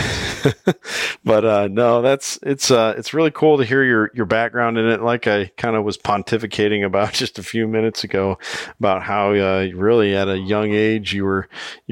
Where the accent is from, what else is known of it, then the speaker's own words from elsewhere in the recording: Iowa, United States; my home state, Iowa